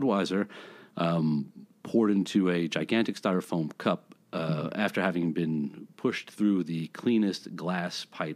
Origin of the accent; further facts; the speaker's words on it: New York City, New York, United States; now in Los Angeles, United States; I grew up in New York City.